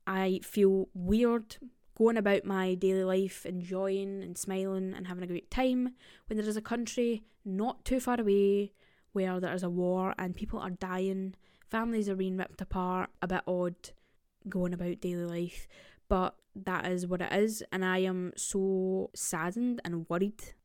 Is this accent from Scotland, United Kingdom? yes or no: yes; Scotland, United Kingdom; I am Scottish, and I have heard a lot of these stories through my grandparents and family